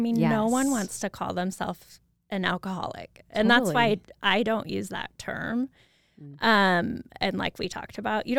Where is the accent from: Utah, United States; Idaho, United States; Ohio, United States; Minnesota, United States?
Idaho, United States; Moscow; Yes, so I grew up in Moscow.